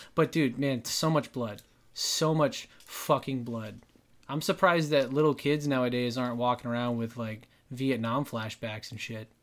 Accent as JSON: {"language": "English", "town": "Dallas", "region": "Texas", "country": "United States", "tie": "born or raised there", "moved": "yes", "said": "Dallas, my hometown"}